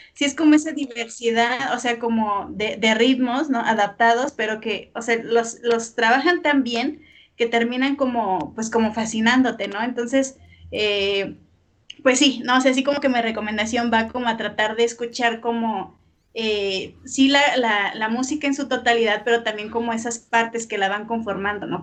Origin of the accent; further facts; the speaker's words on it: Mexico; somos mexicanos